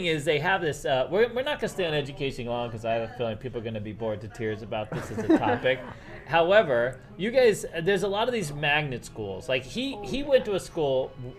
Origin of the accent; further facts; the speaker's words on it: Massachusetts, United States; also born or lived in Marlborough, Massachusetts; now in Las Vegas, United States; where I grew up in Massachusetts or New York